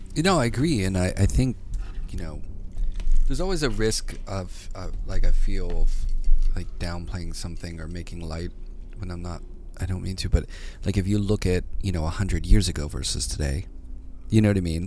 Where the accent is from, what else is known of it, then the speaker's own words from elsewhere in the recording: Pittsburgh, Pennsylvania, United States; now in New York, United States; my hometown in Pittsburgh